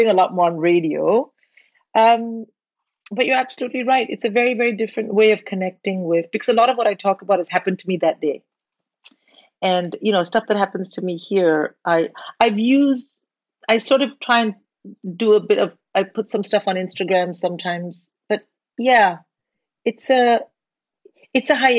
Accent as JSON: {"language": "English", "country": "India", "moved": "yes"}